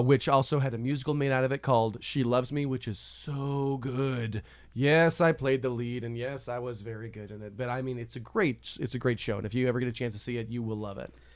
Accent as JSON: {"language": "English", "region": "Colorado", "country": "United States", "tie": "born or raised there", "said": "growing up in Colorado"}